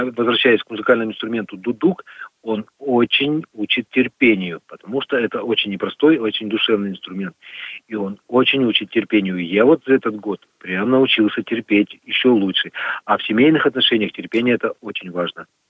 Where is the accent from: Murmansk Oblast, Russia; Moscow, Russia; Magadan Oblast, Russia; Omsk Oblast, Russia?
Magadan Oblast, Russia; now in Perm, Russia; я родился в Магаданской области, на Колыме. Я там родился и вырос.